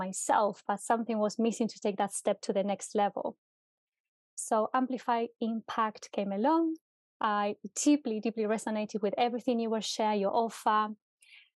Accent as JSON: {"language": "English", "country": "Argentina", "moved": "yes", "lives_now": "United Kingdom", "said": "So I'm originally from Argentina, and I moved to the UK many, many years ago, more than 10 years ago, with a dream."}